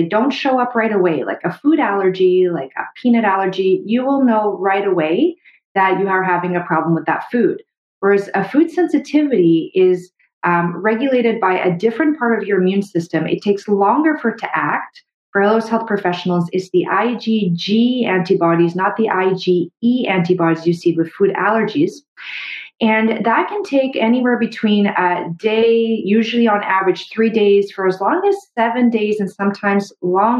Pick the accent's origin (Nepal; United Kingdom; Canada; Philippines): Canada; I'm a Canadian medical doctor